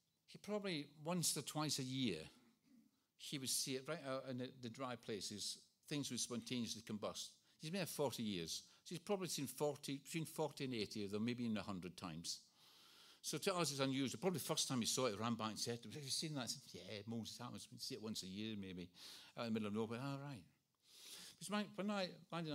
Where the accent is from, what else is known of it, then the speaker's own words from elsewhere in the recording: Scotland, United Kingdom; moved away; I was brought up in Scotland.